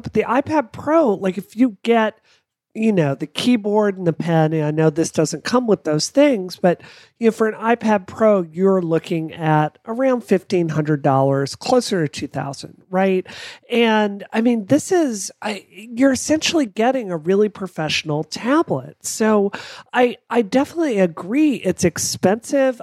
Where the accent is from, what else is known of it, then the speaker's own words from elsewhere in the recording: United States; I'm American